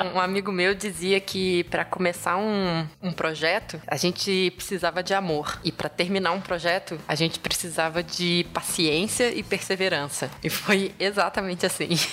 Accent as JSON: {"language": "Portuguese", "region": "Rio de Janeiro", "country": "Brazil", "tie": "born or raised there", "also_born_or_lived": "Ribeirão Preto, São Paulo", "moved": "as an adult", "said": "Eu sou carioca de nascença, mas eu não falo nascença. é, nasci no Rio e lá estudei, passei toda a minha vida, basicamente, né? Até o final da graduação"}